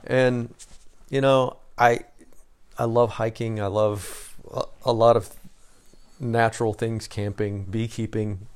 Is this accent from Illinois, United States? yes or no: yes; Southern Illinois, United States; I'm from Southern Illinois, so we were closer to Saint Louis than Chicago